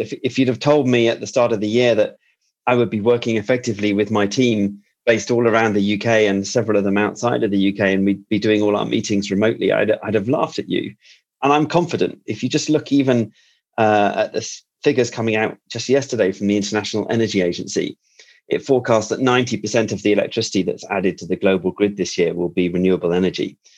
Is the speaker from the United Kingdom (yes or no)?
yes; United Kingdom; a Brit like me